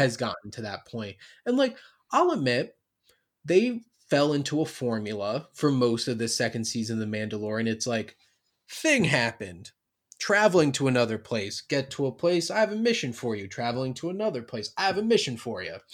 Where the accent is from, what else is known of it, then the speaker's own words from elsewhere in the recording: New Jersey, United States; I'm from South Jersey, so I'm, like, I'm not, like, North Jersey, New York